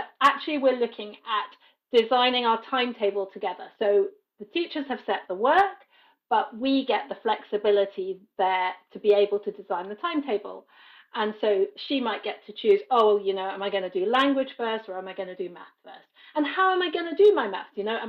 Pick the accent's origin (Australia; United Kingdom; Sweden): United Kingdom; moved away as an adult; now in Paris, France; And as you can hear from my accent, I am British originally. I've been living in Paris, France for about 20 plus years. That will give you a bit my age because I came here as an adult.